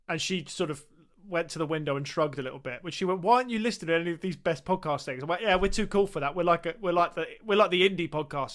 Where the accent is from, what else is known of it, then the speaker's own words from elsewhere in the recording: England, United Kingdom; I said, "England."